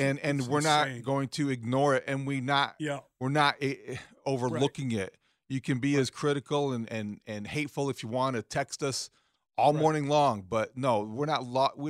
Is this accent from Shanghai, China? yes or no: no; Beijing, China; Well, it was tough growing up in Beijing.